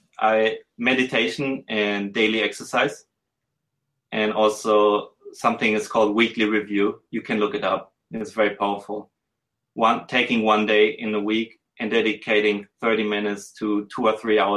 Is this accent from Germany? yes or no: yes; Germany; also born or lived in Switzerland / Hong Kong; I'm a white male. I'm from Germany